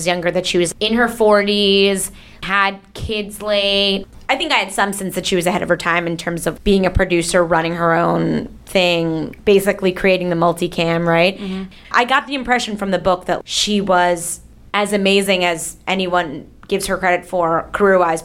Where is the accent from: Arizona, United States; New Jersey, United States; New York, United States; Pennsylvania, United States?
New York, United States; Long Island; I grew up on Long Island.